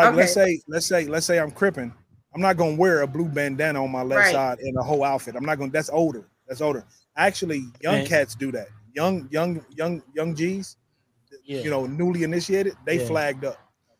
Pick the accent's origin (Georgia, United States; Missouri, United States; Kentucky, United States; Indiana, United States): Missouri, United States; Kansas City; I'm from Kansas City, Missouri, diehard Royals fan, diehard baseball fan.